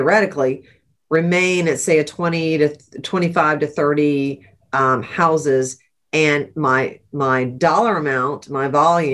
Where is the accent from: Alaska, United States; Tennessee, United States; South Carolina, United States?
South Carolina, United States; Charleston; I'm from Charleston